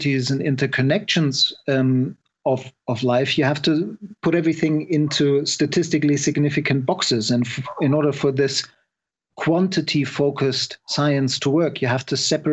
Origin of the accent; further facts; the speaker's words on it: Germany; moved away as an adult; also born or lived in Scotland; I was born in Germany